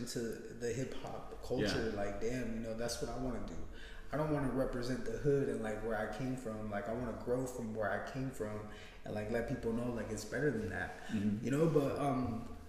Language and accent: English; West Coast, United States; I'm from the West Coast